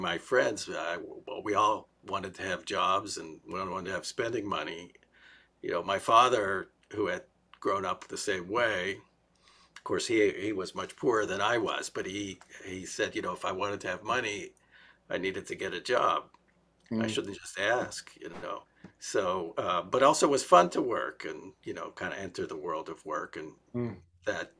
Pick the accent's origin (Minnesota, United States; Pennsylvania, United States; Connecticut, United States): Pennsylvania, United States; Pittsburgh; moved away; also born or lived in Columbus, Ohio / Israel; I was born in Columbus, Ohio, and I grew up in Pittsburgh